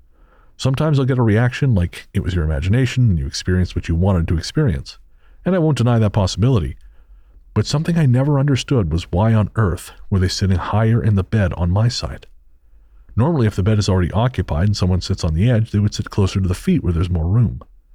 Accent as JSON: {"language": "English", "region": "Tennessee", "country": "United States", "tie": "born or raised there", "said": "But I grew up in Northeast Tennessee."}